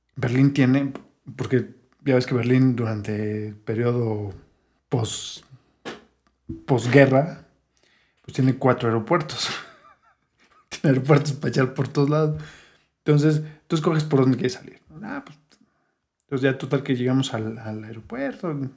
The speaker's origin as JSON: {"language": "Spanish", "region": "Mexico City", "country": "Mexico", "said": "Siendo chilangos"}